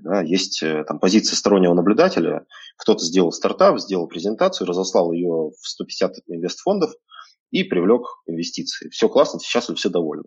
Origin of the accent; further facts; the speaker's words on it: Krasnoyarsk, Krasnoyarsk Krai, Russia; moved away as an adult; also born or lived in Moscow; now in Barcelona, Spain; Я когда-то родился в Красноярске, а сейчас мне 36